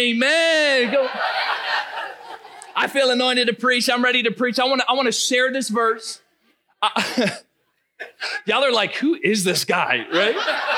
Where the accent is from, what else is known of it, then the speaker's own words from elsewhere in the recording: Narragansett, Rhode Island, United States; moved away as an adult; also born or lived in Ohio / Cumberland, Rhode Island; now in Marshfield, United States; as a kid, remember, born and raised in Rhode Island